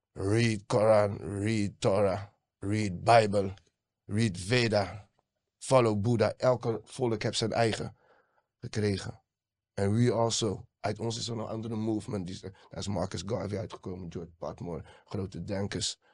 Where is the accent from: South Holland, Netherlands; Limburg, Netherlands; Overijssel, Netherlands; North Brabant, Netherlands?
South Holland, Netherlands; Rotterdam; ik ben geboren Rotterdammer